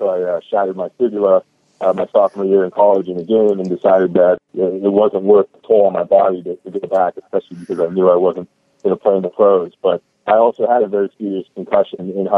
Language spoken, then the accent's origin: English; Pittsburgh, Pennsylvania, United States; now in San Diego, United States; I actually grew up in the Northeast. I'm from Pittsburgh, Pennsylvania, originally